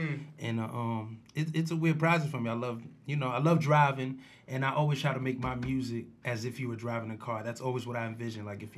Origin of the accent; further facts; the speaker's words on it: Bronx, New York, United States; born there; I was born in the Bronx.